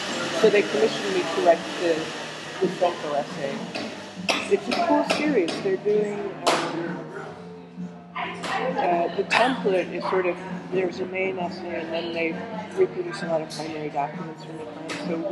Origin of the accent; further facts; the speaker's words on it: New Jersey, United States; also born or lived in Miller Beach, Gary, Indiana; now in Gary, United States; I grew up in New Jersey, and I being a New Yorker was stolen from me at birth. I've always been displaced.